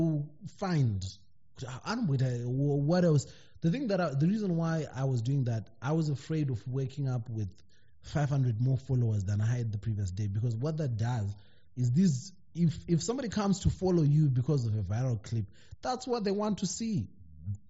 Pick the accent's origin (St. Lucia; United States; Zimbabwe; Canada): Zimbabwe; moved away as an adult; now in United Kingdom; being a Zimbabwean in the diaspora